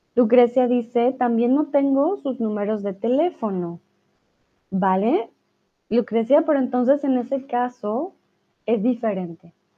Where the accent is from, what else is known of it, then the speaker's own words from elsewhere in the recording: Colombia; first language Spanish; now in Germany; de mi país, de Colombia, conozco súper poquito